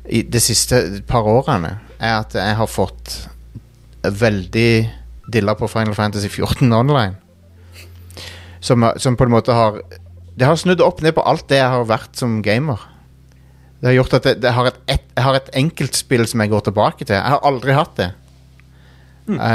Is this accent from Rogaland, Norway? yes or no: no; Trondheim, Trøndelag, Norway; jeg er jo fra Trondheim, da.